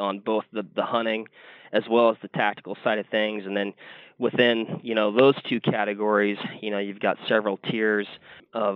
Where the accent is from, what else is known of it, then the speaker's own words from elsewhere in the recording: Washington, United States; moved away; I'm originally from Washington State, so that's kind of my background